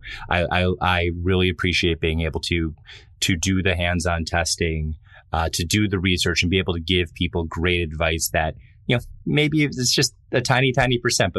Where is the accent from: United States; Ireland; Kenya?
United States; Buffalo, New York; I grew up in Buffalo, New York, where it was a pretty small town.